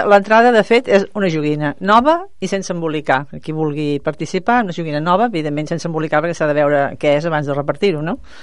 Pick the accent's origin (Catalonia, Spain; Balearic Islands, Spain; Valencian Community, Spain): Catalonia, Spain; Mataró; jo soc de Mataró